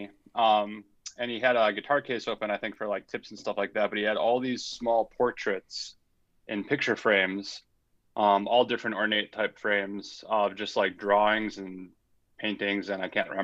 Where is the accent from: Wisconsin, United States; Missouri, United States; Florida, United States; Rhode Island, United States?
Wisconsin, United States; Milwaukee; I'm from Milwaukee, Wisconsin